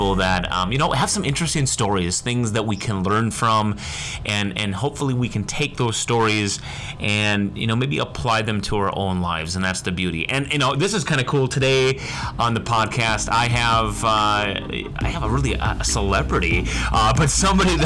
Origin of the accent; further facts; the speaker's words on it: Upper Peninsula of Michigan, United States; We grew up in the UP